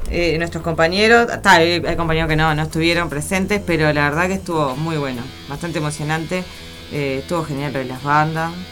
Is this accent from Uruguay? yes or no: yes; Las Piedras, Canelones, Uruguay; yo soy de Las Piedras